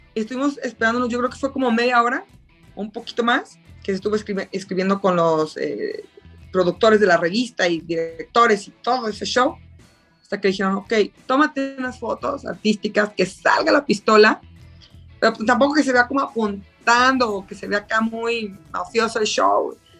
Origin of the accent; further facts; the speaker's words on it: Mexico; Soy la primera mexicana en participar, mexicano-mexicano